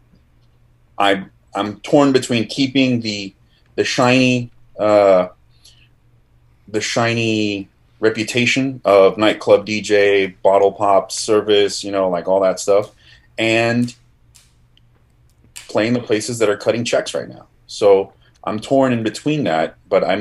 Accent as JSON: {"language": "English", "town": "Miami", "region": "Florida", "country": "United States", "tie": "born or raised there", "also_born_or_lived": "Argentina", "said": "I was born in Argentina, but my parents immigrated to Miami when I was 4. So I'm not born, but I'm bred here"}